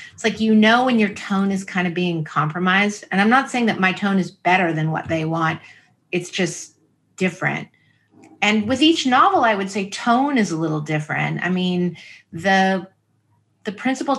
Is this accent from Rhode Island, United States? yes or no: no; San Francisco, California, United States; the people I grew up with in San Francisco